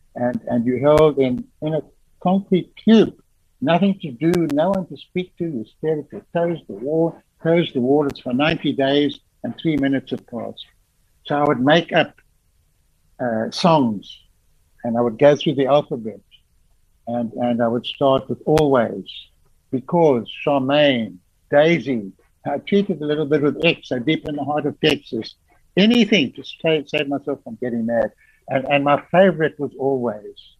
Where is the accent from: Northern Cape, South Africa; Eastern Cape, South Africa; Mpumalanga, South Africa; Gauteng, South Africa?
Gauteng, South Africa; Johannesburg; I was born and in the Florence Nightingale Hospital in Johannesburg